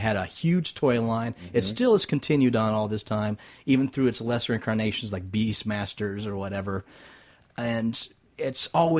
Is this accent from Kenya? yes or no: no; an hour from Fort Wayne, small town Indiana, United States; now in Las Vegas, United States; we broadcast out of Las Vegas. That's where we live. I am from small town Indiana. All right. BotCon that year was held an hour away from my hometown.